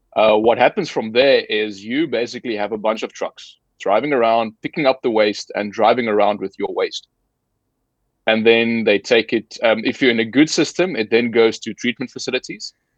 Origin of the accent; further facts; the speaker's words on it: South Africa; moved away; I'm formerly from South Africa. Uh, so grew up there, studied there